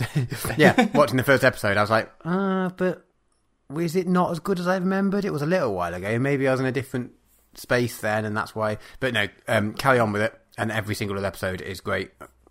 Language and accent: English; United Kingdom; I am British.